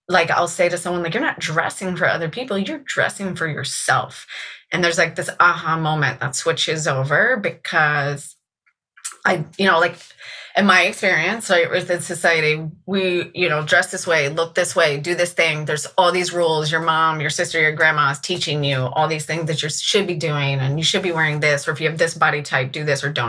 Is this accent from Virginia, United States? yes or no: yes; Virginia Beach, Virginia, United States; also born or lived in Richmond, Virginia / Williamsburg, Virginia; I grew up in Virginia Beach